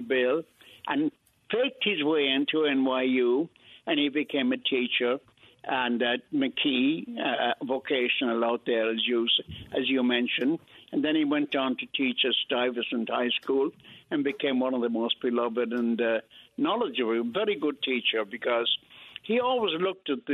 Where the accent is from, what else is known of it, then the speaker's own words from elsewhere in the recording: Ireland; also born or lived in Brooklyn, New York, United States; now in New York, United States; I was born in Brooklyn in Greenpoint Hospital in 1931, and I was taken to Ireland when I was three, and that's where I grew up